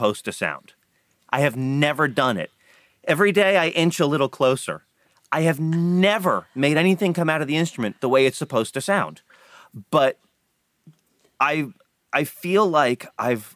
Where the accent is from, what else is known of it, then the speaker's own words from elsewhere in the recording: Florida, United States; I grew up in Florida